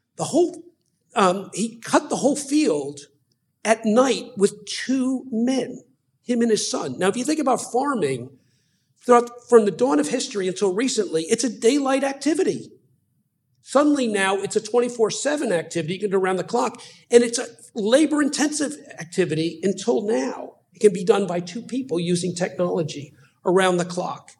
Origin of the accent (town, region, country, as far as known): United States